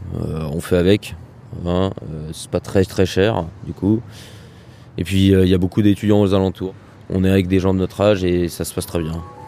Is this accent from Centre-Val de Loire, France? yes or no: yes; near Orléans, Centre-Val de Loire, France; moved away as an adult; now in Tours, France; moi, je suis originaire euh, du Loiret, donc à côté d'Orléans, en campagne